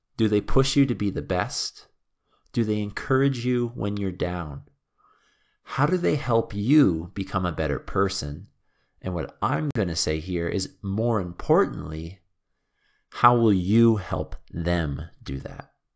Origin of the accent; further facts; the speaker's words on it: Canada; I returned back to Canada after traveling and working in a few different countries